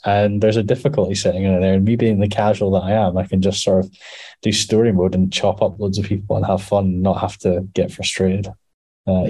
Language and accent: English; Scotland, United Kingdom; we're mostly Scottish, mostly